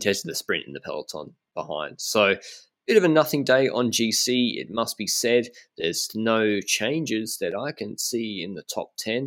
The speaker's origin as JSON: {"language": "English", "town": "Brisbane", "region": "Queensland", "country": "Australia", "moved": "as an adult", "lives_now": "Andorra", "said": "I'm from Brisbane"}